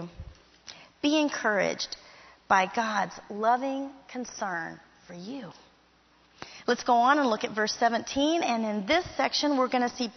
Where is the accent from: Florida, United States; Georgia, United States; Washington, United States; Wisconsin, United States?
Florida, United States; Miami Springs; moved away as an adult; also born or lived in Fort Worth, Texas; I grew up in Miami Springs, Florida